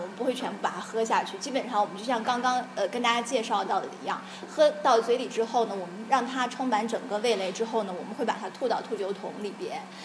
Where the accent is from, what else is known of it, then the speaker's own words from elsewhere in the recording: China; 我们中国人